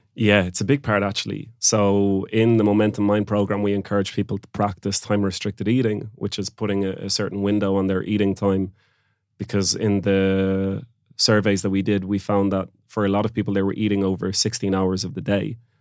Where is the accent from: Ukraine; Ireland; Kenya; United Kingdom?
Ireland; Oranmore, Connacht; moved away; also born or lived in Barcelona, Spain; I'm from Galway as well